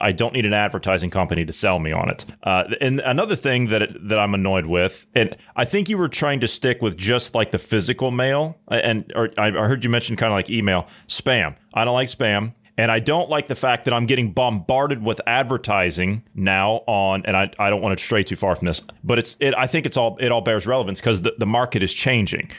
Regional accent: United States

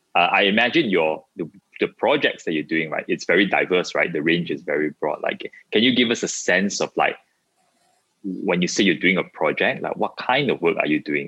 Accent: Ipoh, Perak, Malaysia; moved away; I was born in Ipoh. I haven't been back for very long

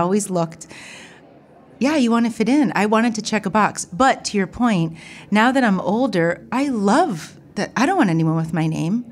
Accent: Ohio, United States; I'm from Ohio. I grew up in a small town, small college town, predominantly white

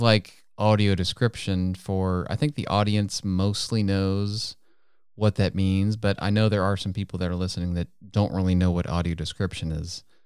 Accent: United States; first language English; I'm American, doggone it. That's all I speak is English

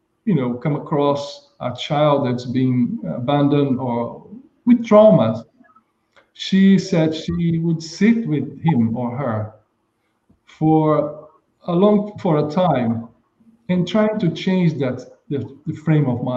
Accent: Brazil; moved away; I was in my hometown in Brazil

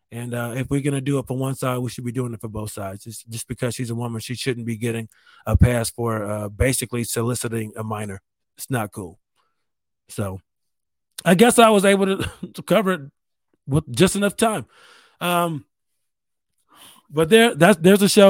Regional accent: New York, United States; I'm from New York State.

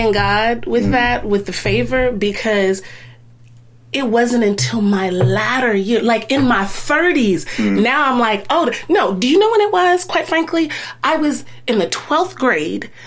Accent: Lexington, Kentucky, United States; moved away; also born or lived in Hampton, Virginia / Anderson, Indiana; I was born in Hampton, Virginia, spent the first 10 years in Anderson, Indiana, and then my formative years up until I was 18 in Lexington, Kentucky

